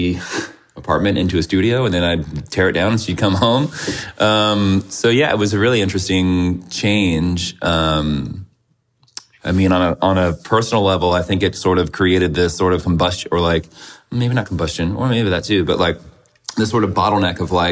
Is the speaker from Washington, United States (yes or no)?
no; Virginia, United States; moved away as an adult; also born or lived in Richmond, Virginia / Chicago; now in San Francisco, United States; I'm from Virginia